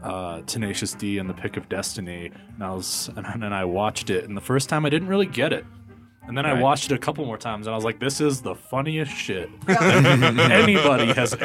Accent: Albuquerque, New Mexico, United States; now in Reno, United States; I'm from Albuquerque

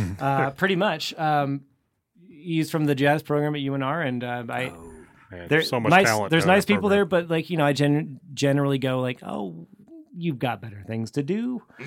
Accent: Douglas County, Nevada, United States; I'm from Douglas.

